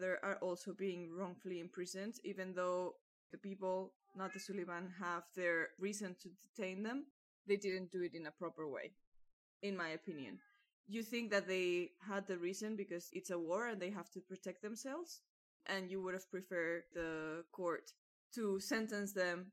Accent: Spain

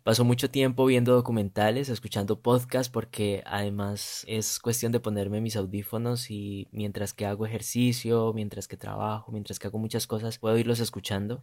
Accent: Silvia, Cauca, Colombia; moved away; nací en Silvia, la Suiza de América como la llaman, es un pueblito pluricultural a una hora más o menos de Popayán, esto queda para quienes no conocen al suroccidente de Colombia.

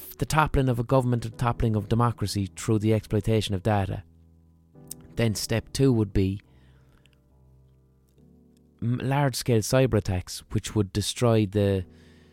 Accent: Ireland; accent: Southern Irish

